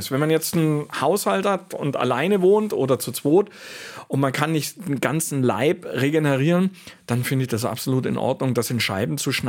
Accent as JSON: {"language": "German", "country": "Switzerland", "said": "bei uns in der Schweiz war das so, wir haben das Brot einfach so offen stehen lassen"}